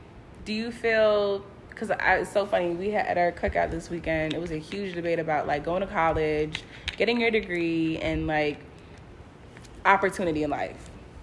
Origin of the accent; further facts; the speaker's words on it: Orlando, Florida, United States; also born or lived in Brooklyn, New York / Long Island, New York; Yes, I was born in Brooklyn. Mm-hmm. Partially raised in Long Island, and then moved to Orlando.